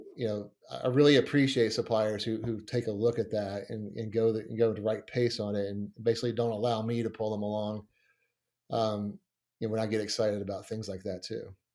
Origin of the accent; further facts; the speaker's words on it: Montgomery, West Virginia, United States; growing up around Montgomery, West Virginia.